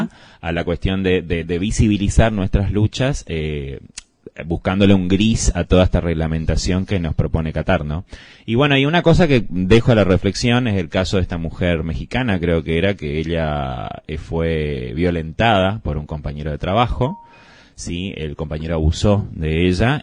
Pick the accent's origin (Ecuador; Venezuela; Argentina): Argentina; Como buen argentino que soy